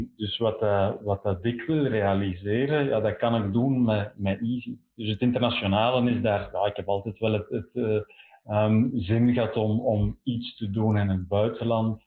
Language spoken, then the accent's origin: Dutch; Belgium